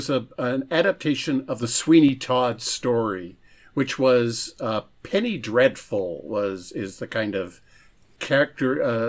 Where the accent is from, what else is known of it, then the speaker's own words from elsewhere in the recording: Canada; because I'm Canadian